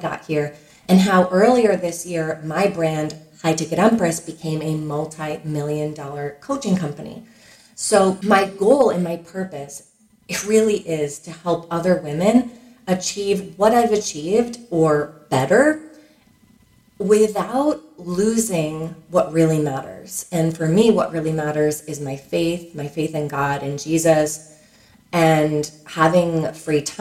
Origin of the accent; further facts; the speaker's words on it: Fairfield County, Connecticut, United States; we grew up in Fairfield County, Connecticut. It's a wealthy suburb of New York City